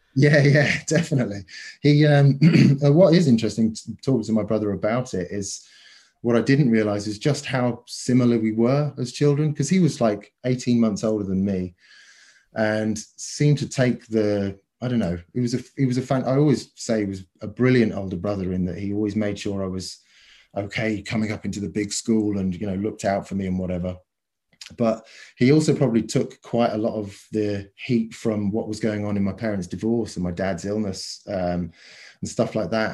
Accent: Cornwall, South West England, United Kingdom; moved away; also born or lived in New Zealand / London; my own childhood, you know, the, the sort of structure of growing up in Cornwall and then moving to New Zealand and then eventually getting to London

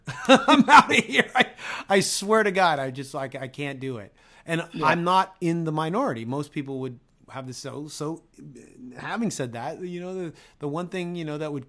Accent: Toronto, Ontario, Canada; I'm from Toronto

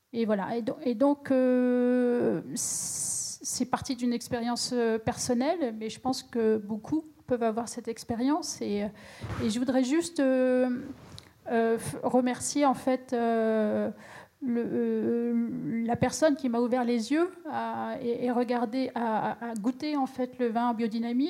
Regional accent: Champagne, Grand Est, France; je viens de la Champagne

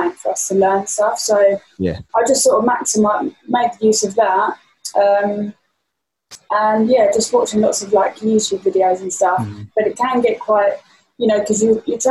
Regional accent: a town near Brighton, South East England, United Kingdom; moved away as an adult; also born or lived in London / Ibiza; I'm from a town near Brighton, and I moved from my hometown that I've grown up in like my whole life.

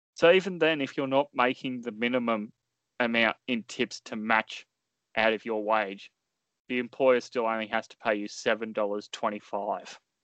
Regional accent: Australia; as an Australian

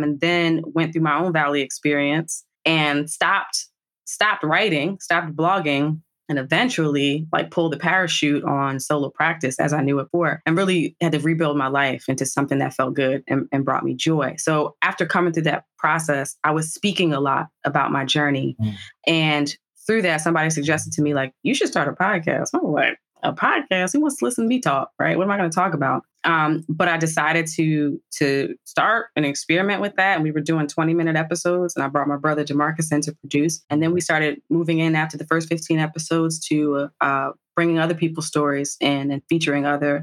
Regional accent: New Jersey, United States; also born or lived in Washington, D.C.; I'm a Jersey girl, born and bred through and through.

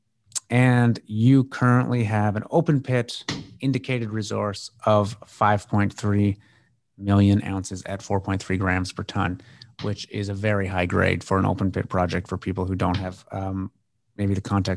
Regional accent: Canada; I'm a Canadian, I work with lots of Canadian investors

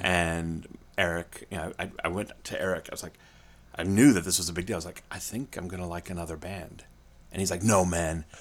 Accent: Springfield, Illinois, United States; I grew up in Springfield, Illinois

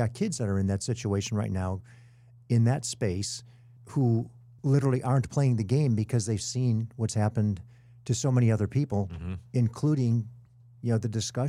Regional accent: Illinois, United States; I'm two states away. I'm from Illinois.

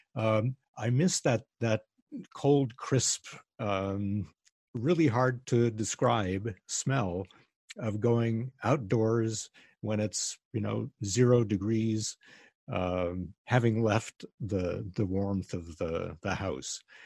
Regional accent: Chicago suburbs, Illinois, United States; now in California, United States; I grew up in the Chicago suburbs

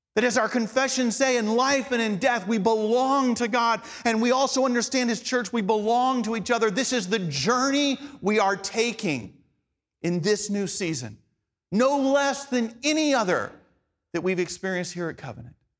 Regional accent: Atlanta, Georgia, United States; first language English; the English I grew up speaking in Atlanta, Georgia

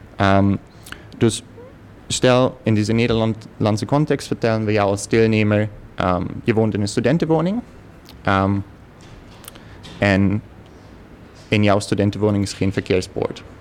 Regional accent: Germany; Dutch is a second language; moved away as an adult; now in Netherlands; ik uit een heel klein dorpje in, in Duitsland kwam

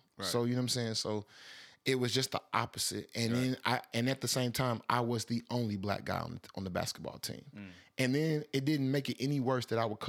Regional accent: Atlanta, Georgia, United States; also born or lived in Alabama; I'm from Atlanta

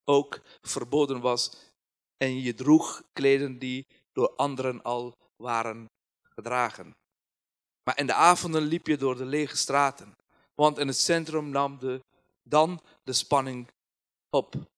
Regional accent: Kabul, Afghanistan; Dutch is a second language; moved away as an adult; now in Nijmegen, Netherlands; Afghanistan, Kabul is een land waar, of een stad waar mijn verleden daar is en heden, maar ik heb daar geen toekomst.

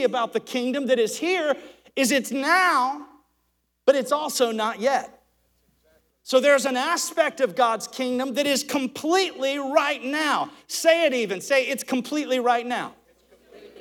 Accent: Alabama, United States; I'm from Alabama

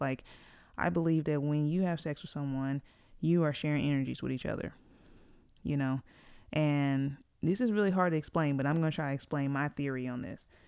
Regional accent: Greensboro, North Carolina, United States; I'm from Greensboro, uh, it's where I live.

